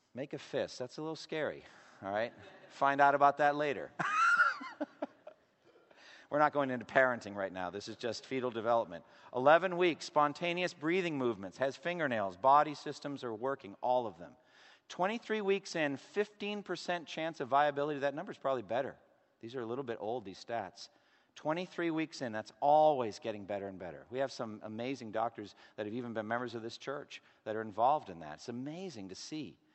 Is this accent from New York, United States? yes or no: no; Boston, Massachusetts, United States; I'm from Boston